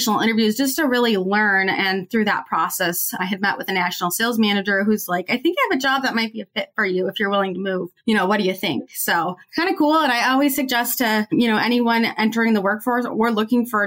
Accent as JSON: {"language": "English", "region": "Minnesota", "country": "United States", "said": "I'm originally from Minnesota, which is where 3M is headquartered"}